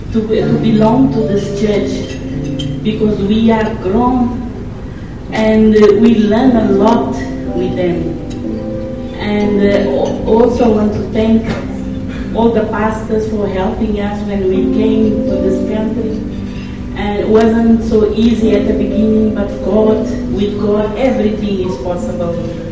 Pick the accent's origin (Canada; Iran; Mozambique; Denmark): Mozambique; moved away as an adult; I just want to say that we are in the country 35 years. And since we came from Mozambique, we found this church, BCC, and we joined.